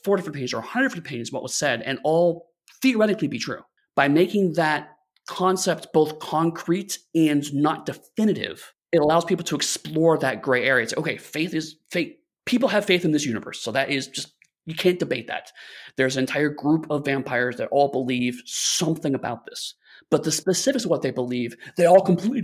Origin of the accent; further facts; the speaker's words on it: Lorain, Ohio, United States; I grew up in a city called Lorain, Ohio. It's about an hour-ish west of Cleveland.